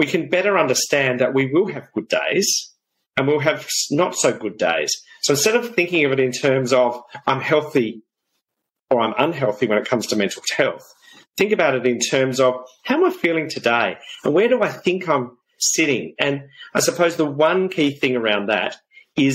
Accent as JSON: {"language": "English", "region": "South Australia", "country": "Australia", "tie": "born or raised there", "said": "Growing up in South Australia on a farm"}